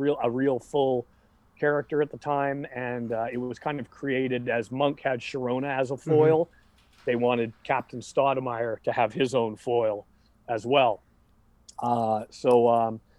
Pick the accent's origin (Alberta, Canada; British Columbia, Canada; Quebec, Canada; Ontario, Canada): British Columbia, Canada; Vancouver; here in my hometown of Vancouver